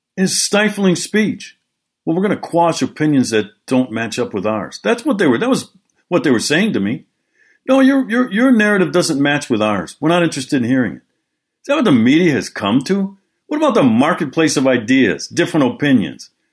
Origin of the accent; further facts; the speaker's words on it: Milwaukee, Wisconsin, United States; Milwaukee, Wisconsin this past week. My hometown, I was there.